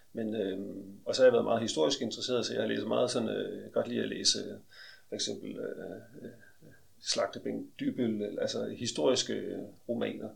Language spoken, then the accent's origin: Danish; Aarhus, Central Denmark Region, Denmark; Jeg kommer fra Aarhus